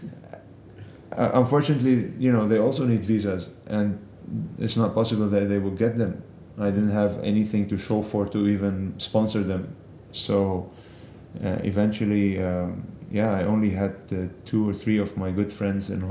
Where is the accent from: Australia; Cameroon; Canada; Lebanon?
Lebanon; moved away as an adult; also born or lived in Rotterdam, Netherlands